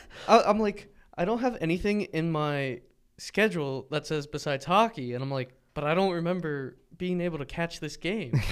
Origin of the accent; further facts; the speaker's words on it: near Arcadia / Hatfield area, Pennsylvania, United States; over near m, my hometown.